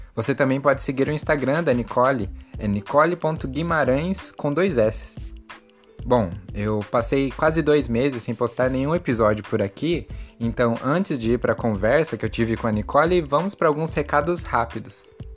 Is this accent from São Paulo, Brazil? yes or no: yes; São Paulo, Brazil; Eu sou de São Paulo